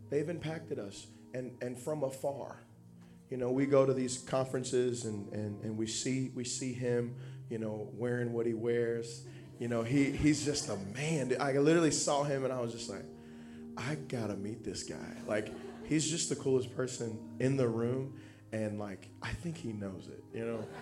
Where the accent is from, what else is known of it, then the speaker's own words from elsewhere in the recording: Dallas, Texas, United States; now in Sterling Heights, United States; I'm not from here. You know, I'm from originally from Dallas, Texas, and uh, you know, I went to Indiana Bible College and um, ended up moving to Sterling Heights, Michigan, where me and my wife have been there for the past five years.